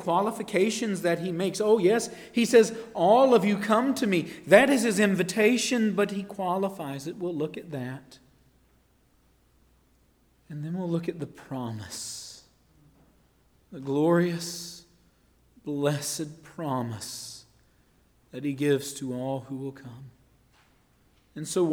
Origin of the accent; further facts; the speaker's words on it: Marshville, North Carolina, United States; I grew up in Marshville, North Carolina.